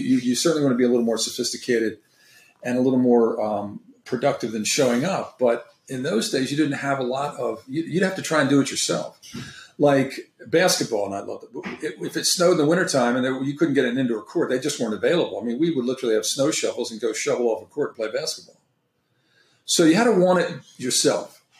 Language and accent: English; Maryland, United States; I'm originally from Maryland, so I was involved in all those sports